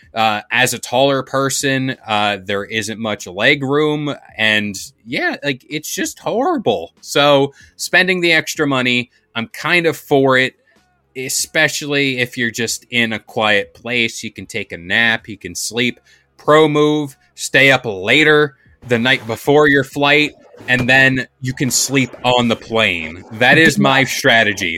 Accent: United States; I'm American

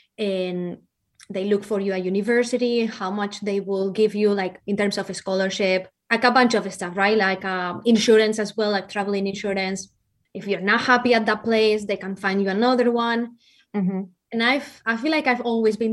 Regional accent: Valencia, Valencian Community, Spain; first language Spanish; English is a second language; moved away as an adult; also born or lived in Ohio, United States; now in Kansas, United States; I have a really thick accent, and that is because I'm not from the U.S. So I am from Valencia, Spain, and I came to the U.S. when I was 18 years old

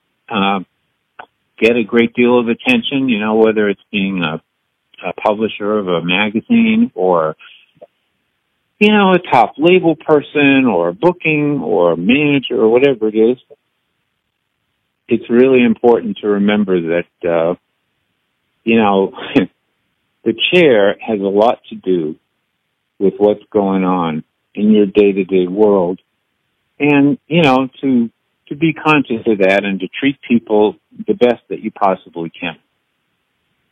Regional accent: New England, United States; now in Nashville, United States; I grew up in New England

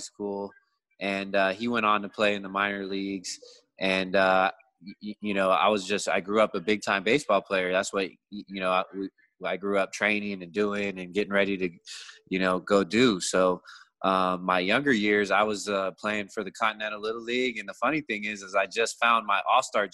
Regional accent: Escondido, California, United States; also born or lived in Carlsbad, California; I actually grew up in Escondido a little bit.

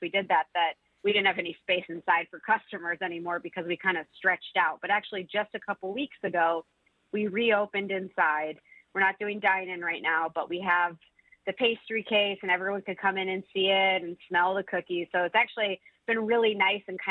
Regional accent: Milford, Michigan, United States; born or raised there; now in Detroit, United States

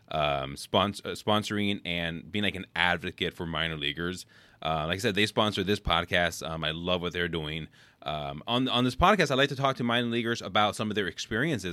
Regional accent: Oakland, California, United States; I grew up in Oakland

